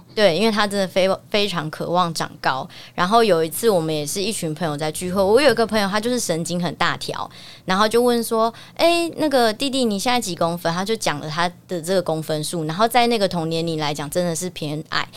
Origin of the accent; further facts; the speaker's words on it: Taiwan; 我们学校其实蛮厉害的，就是我们去全台湾的比赛